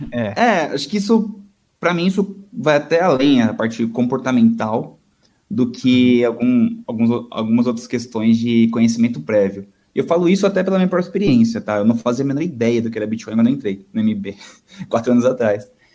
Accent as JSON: {"language": "Portuguese", "region": "São Paulo", "country": "Brazil", "tie": "born or raised there", "said": "nascido e crescido aqui em São Paulo mesmo"}